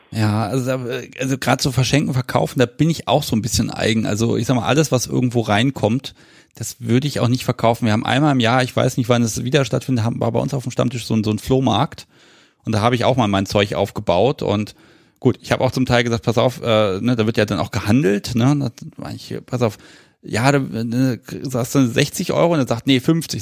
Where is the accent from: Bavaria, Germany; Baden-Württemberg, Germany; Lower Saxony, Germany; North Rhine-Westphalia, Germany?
Lower Saxony, Germany; Hanover area; ich bin ja kein Hannoveraner, ich komme ja aus dem Umland.